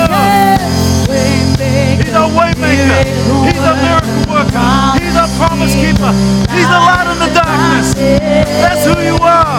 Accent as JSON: {"language": "English", "region": "Auckland", "country": "New Zealand", "tie": "born or raised there", "said": "when I was growing up in Mangere"}